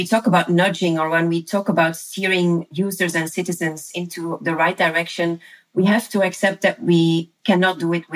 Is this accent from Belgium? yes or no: yes; Leuven, Flanders, Belgium; my hometown, which is the city of Leuven here uh-huh. in Belgium.